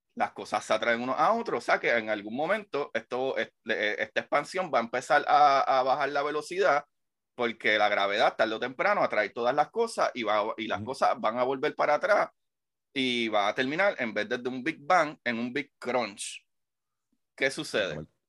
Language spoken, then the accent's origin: Spanish; Bayamón, Puerto Rico; Yo soy de Bayamón. Soy vaquero.